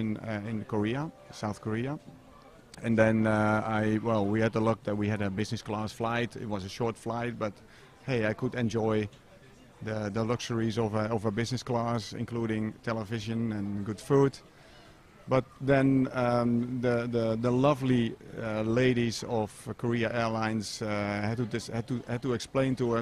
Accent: Netherlands; my home country is the Netherlands

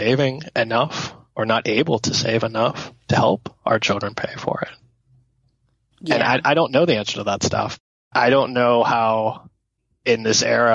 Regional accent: Pittsburgh, Pennsylvania, United States; I grew up in Pittsburgh

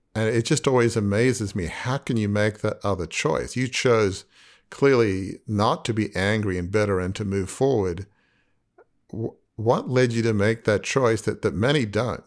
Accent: Australia; I'm from Australia

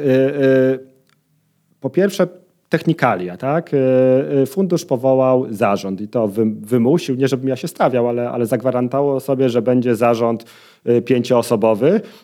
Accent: Poznań, Greater Poland, Poland; jestem z Poznania

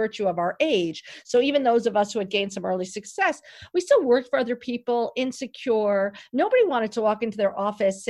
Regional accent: New York City, New York, United States; I grew up in New York City

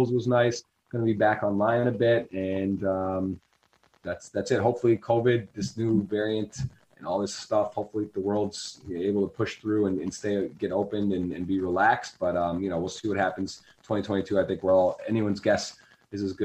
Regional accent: Ann Arbor, Michigan, United States; moved away as an adult; also born or lived in Baltimore; where I grew up in Ann Arbor, there's like poverty and stuff

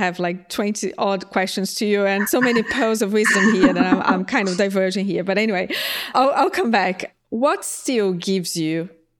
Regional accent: Brazil; moved away as an adult; now in United Kingdom; I'm originally from Brazil

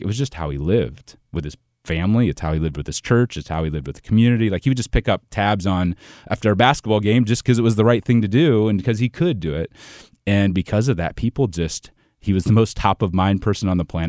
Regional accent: Ohio, United States; moved away as an adult; also born or lived in Saint Louis area, Illinois; now in Saint Louis, United States; I'm originally from Ohio, but I live in Saint Louis now on, on the, uh, on the Illinois side

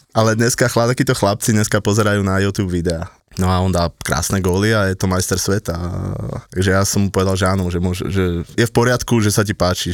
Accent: Kotrčná Lúčka, Žilina Region, Slovakia; ja som chalan z Kotrčnej Lučky

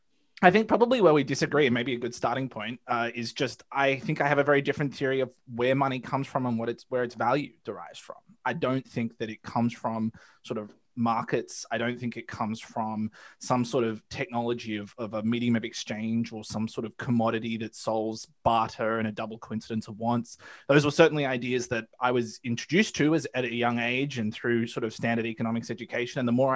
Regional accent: Australia; now in United States; I'm an Australian, as you can probably tell by my accent. I moved to the United States in part because I am pretty acutely aware of how imperialism works in the modern age

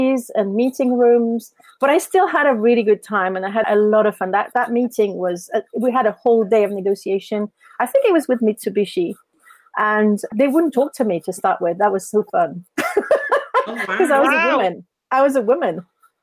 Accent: Paris, Île-de-France, France; moved away as an adult; I'm French. I'm from Paris

